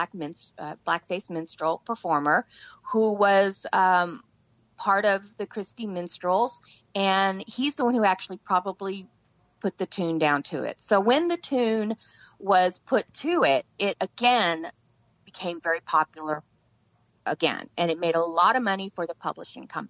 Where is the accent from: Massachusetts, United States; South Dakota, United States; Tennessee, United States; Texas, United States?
Texas, United States; I grew up in Texas